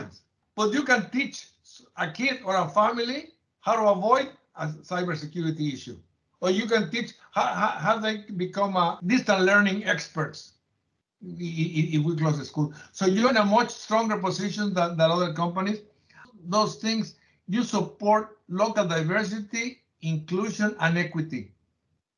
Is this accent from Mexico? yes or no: yes; Mexico; moved away as an adult; now in United States; When I was growing up in Mexico